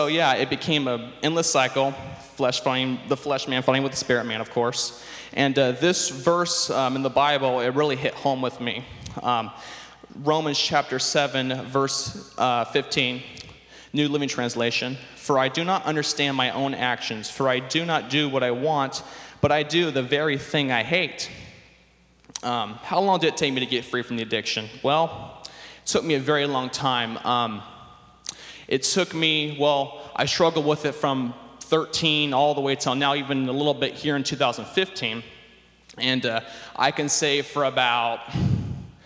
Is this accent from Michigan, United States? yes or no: no; Sacramento, California, United States; I grew up here in the Sacramento area